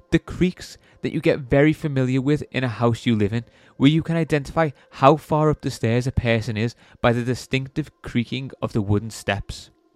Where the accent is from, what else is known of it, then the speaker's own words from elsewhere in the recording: England, United Kingdom; being English